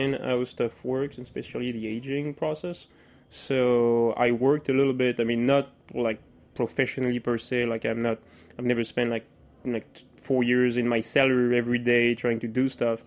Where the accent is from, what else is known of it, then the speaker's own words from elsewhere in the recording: France; English is a second language; moved away as an adult; now in United States; I grew up there